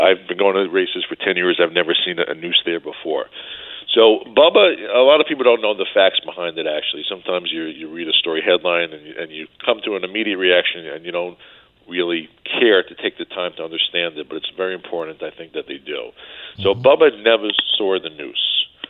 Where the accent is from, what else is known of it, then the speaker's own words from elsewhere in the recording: New York, United States; growing up in New York